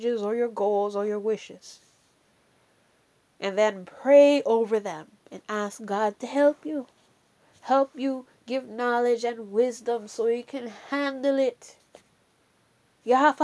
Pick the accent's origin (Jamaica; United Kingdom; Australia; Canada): Jamaica; accent: Jamaican; my Jamaican accent